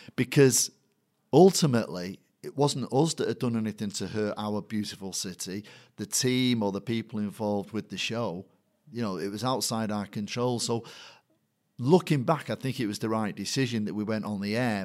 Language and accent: English; Manchester, North West England, United Kingdom; born or raised there; accent: Manc